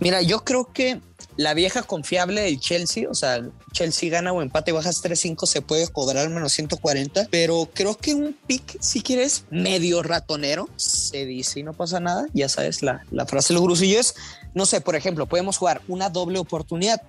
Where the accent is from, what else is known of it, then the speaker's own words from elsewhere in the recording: Durango, Mexico; soy de Durango